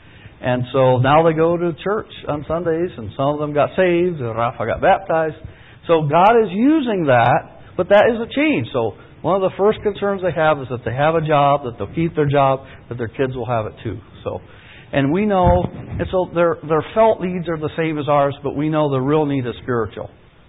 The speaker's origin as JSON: {"language": "English", "country": "Peru", "tie": "born or raised there", "said": "I was born in Peru. A lot of you, I'm probably less American than a lot of you, but I was born and raised in the Amazon jungle."}